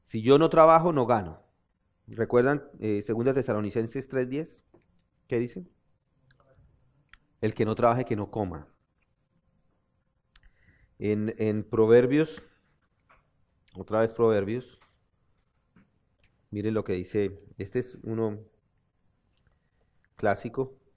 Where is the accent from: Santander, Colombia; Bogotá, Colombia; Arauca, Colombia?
Santander, Colombia; Zapatoca; de mi pueblo, dicen que son los de Zapatoca, que es una ciudad también, que son codo.